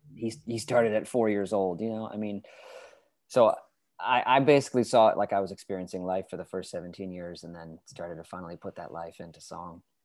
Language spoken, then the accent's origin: English; New Hampshire, United States; moved away as an adult; I was born in New Hampshire